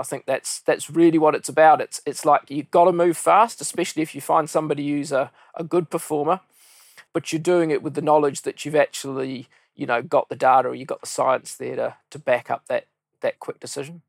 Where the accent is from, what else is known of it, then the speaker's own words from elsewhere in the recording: New Zealand; came back to my hometown, started with Coopers and Lybrand